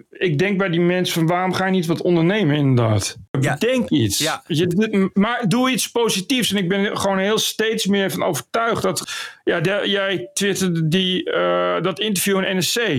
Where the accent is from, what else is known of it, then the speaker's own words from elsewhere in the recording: Gelderland, Netherlands; Ik kom van de Veluwe.